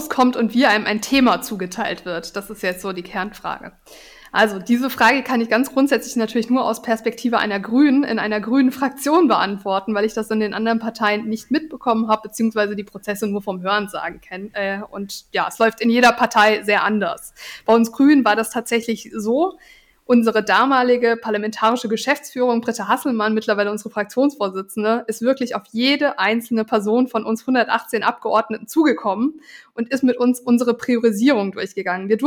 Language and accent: German; Karlsruhe, Baden-Württemberg, Germany; Also ich, ich komme einfach aus Karlsruhe, ich bin hier verwurzelt.